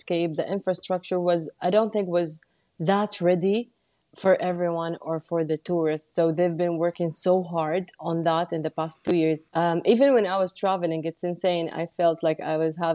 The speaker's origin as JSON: {"language": "English", "town": "Jeddah", "region": "Makkah Province", "country": "Saudi Arabia", "tie": "born or raised there", "also_born_or_lived": "Mecca", "said": "I'm from Jeddah. I was born in Mecca. My family is from Mecca as well. And they moved to Jeddah when I was one year old. And I've been living in Jeddah ever since."}